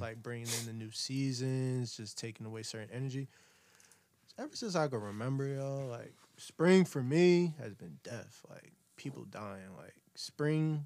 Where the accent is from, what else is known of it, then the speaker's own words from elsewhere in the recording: Camden, New Jersey, United States; I'm from Camden, New Jersey.